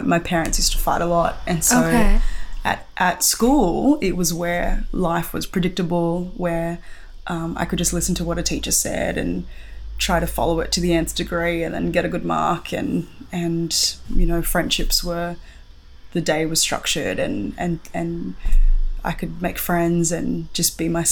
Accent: Sydney, New South Wales, Australia; I grew up in a suburb called Campsie here in Sydney, and I think I remember moving in there when I was 1 year old.

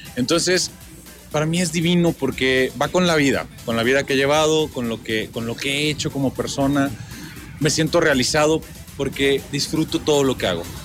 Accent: Tantoyuca, Veracruz, Mexico; now in Mexico City, Mexico; Soy de Tantoyuca, Veracruz, paisanito de Toñito también

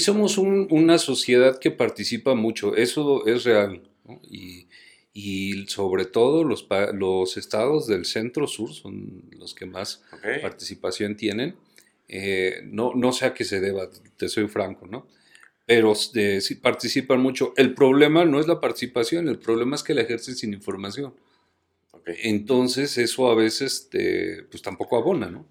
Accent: Mexico

